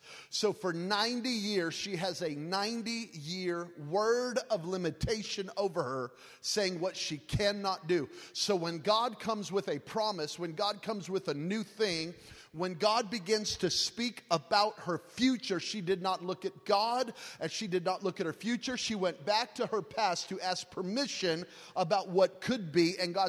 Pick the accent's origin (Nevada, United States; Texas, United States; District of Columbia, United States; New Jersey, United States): Nevada, United States; Las Vegas; I'm from Vegas, forgive me.